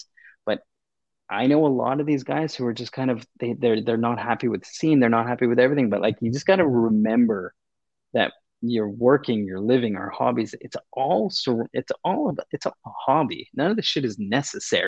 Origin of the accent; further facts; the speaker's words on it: Canada; I'm a Canadian.